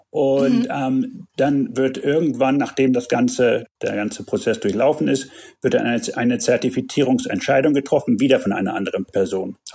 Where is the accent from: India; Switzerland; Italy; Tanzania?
Tanzania; also born or lived in Germany; Ähm, ich bin Deutscher, aber in Tansania geboren und aufgewachsen ähm, habe meine Kindheit, bis ich 20 war, hier verbracht, war auf einer deutschen Schule in, in Kenia im Internat